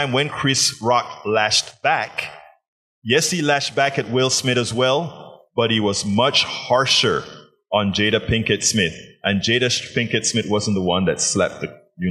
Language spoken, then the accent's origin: English; Panama; I'm from Panama